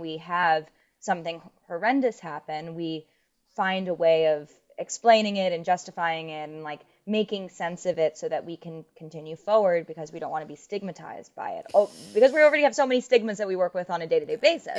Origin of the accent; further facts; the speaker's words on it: New York City, New York, United States; growing up in New York City